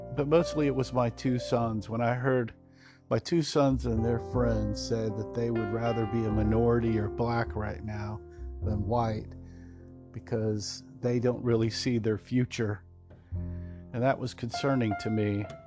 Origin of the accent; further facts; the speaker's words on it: Texas, United States; I was uh, born in uh, Texas